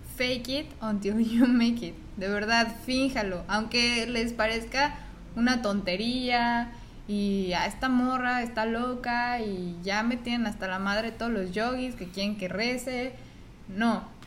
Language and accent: Spanish; Mexico; moved away as an adult; now in United States; soy mexicana